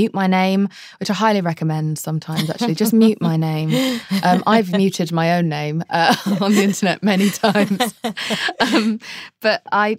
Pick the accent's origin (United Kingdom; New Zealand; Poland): United Kingdom; England; Television shaped me as a childhood. That was my main thing.